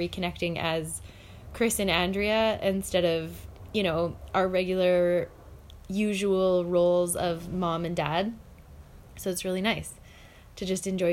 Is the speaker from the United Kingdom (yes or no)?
no; Kelowna, British Columbia, Canada; moved away as an adult; also born or lived in Calgary, Alberta / Mexico; I was born in 1981 in Kelowna, BC, and I moved at the age of 21 to Calgary